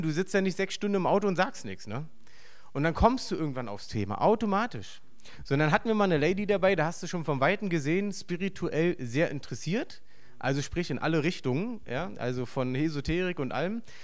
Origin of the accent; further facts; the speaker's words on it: Berlin, Germany; accent: Berlinerisch; ich bin im Osten aufgewachsen